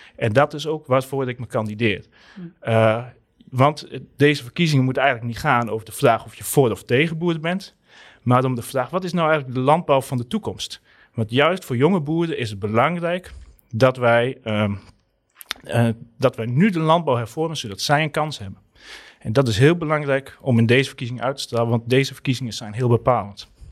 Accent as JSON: {"language": "Dutch", "region": "Southeast Friesland", "country": "Netherlands", "tie": "born or raised there", "moved": "yes", "lives_now": "Groningen, Netherlands", "said": "ik kom uit Zuidoost-Friesland"}